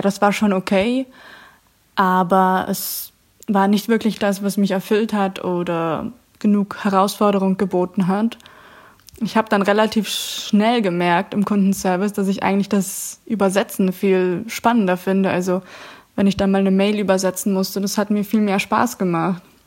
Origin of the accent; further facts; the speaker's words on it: Augsburg, Bavaria, Germany; moved away as an adult; now in Netherlands; Ich komme ursprünglich aus Augsburg und wohne seit Juni 2019 in den Niederlanden